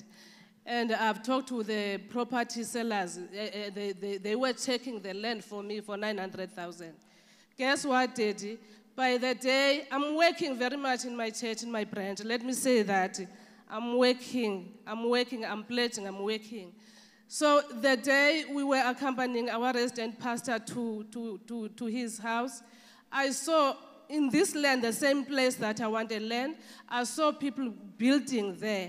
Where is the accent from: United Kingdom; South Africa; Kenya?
South Africa; from South Africa